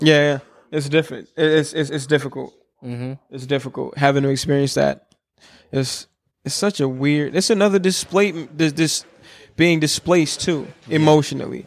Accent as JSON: {"language": "English", "region": "Minnesota", "country": "United States", "tie": "born or raised there", "also_born_or_lived": "Congo"}